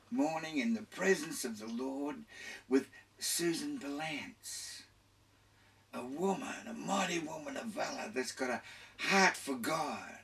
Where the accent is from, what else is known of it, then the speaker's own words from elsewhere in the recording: Carlton, Australia; also born or lived in Kings Cross, Sydney / Glebe, Sydney; my earliest recollections is that in our house in 7 Westbourne Street, Carlton, I was born in King's Cross up here, lived in Glebe for a while, but I don't remember that. I remember getting to Carlton